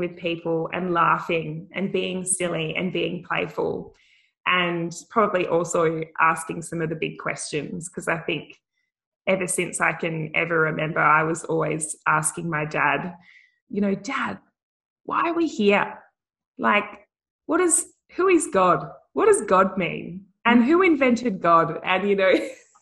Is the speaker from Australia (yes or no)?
yes; Wickham, Western Australia, Australia; I grew up in a tiny little country town in the Pilbara called Wickham